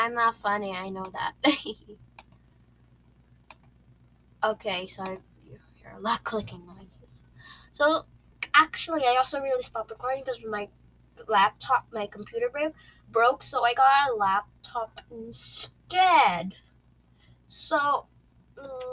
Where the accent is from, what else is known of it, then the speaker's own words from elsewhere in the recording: Philippines; I'm a Filipino. I don't seem like one, but I am one.